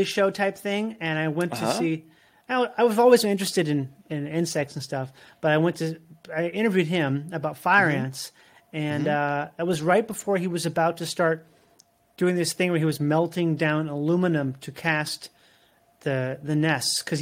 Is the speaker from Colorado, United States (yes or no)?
no; Minnesota, United States; moved away as an adult; also born or lived in Florida; I grew up in Minnesota